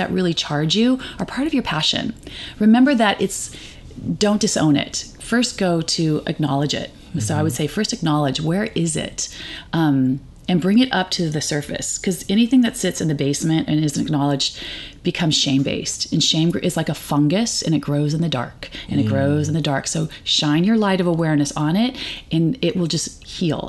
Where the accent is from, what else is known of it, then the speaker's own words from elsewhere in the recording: California, United States; I grew up in California with liberal parents